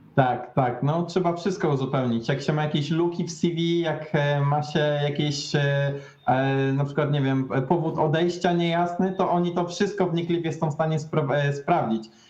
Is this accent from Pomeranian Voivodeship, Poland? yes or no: yes; Tricity, Pomeranian Voivodeship, Poland; moved away as an adult; now in Norway; ja jestem z Trójmiasta